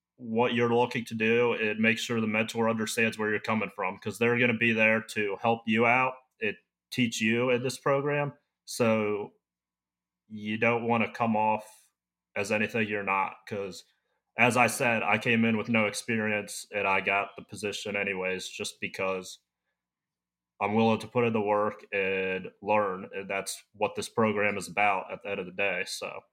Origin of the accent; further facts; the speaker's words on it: Maryland, United States; moved away as an adult; also born or lived in Nebraska; now in Montana, United States; I grew up in Maryland.